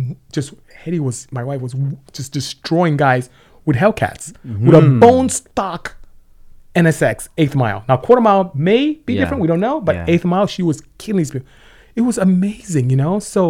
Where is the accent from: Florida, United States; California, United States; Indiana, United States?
California, United States; Lynwood; born there; I was born in Linwood, California.